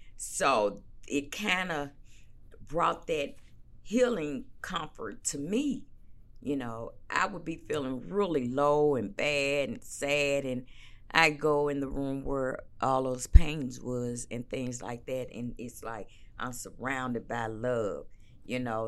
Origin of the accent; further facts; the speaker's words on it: St. Louis, Missouri, United States; moved away; born and raised in Saint Louis, Missouri. Not East Saint Louis